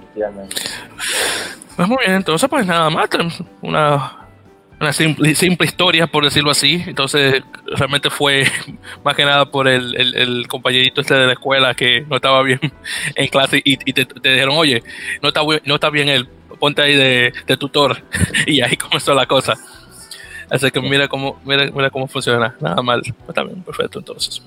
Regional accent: Santo Domingo, Distrito Nacional, Dominican Republic; now in New York, United States; Santo Domingo de Guzmán, República Dominicana, radicado en la bella ciudad de Nueva York

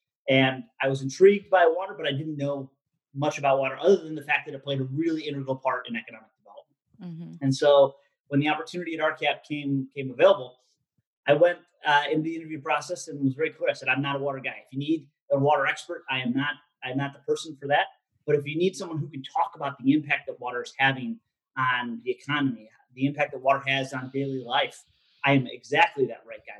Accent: Michigan, United States; now in Washington, D.C., United States; I came from Michigan before moving out to the Washington, D.C. area, where I spent over 10 years doing economic development work at the state and local level.

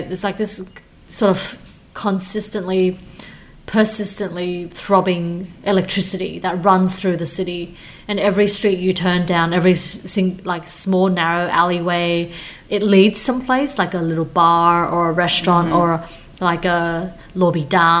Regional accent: Changhua, Changhua County, Taiwan; now in Australia; I'm from Zhanghua. Helen and I, our family are from Zhanghua.

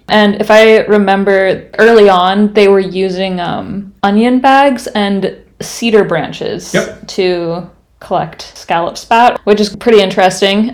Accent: West Coast, United States; moved away; I'm from the West Coast and that is how I learned to pronounce it.

